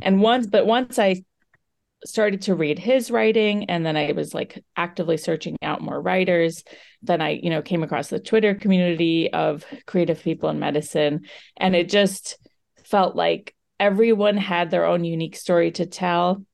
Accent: United States; I'm an Indian American female physician who was recently in training

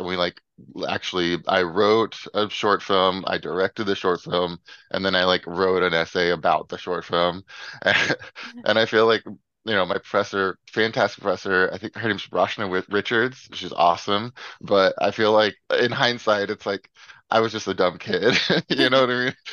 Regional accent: Memphis, Tennessee, United States; moved away as an adult; now in San Diego, United States; I'm from Memphis, Tennessee

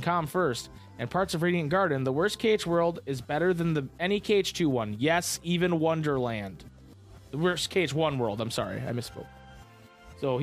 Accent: Michigan, United States; Up here in the north of Michigan. Michiganders

